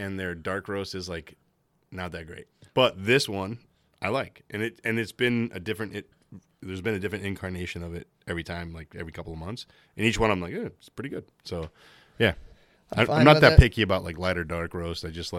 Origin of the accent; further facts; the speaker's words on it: Livermore, California, United States; now in Maine, United States; I'm originally from a town called Livermore, California, which has its roots with the same Robert Livermore who's from Maine. He moved out to where I'm from.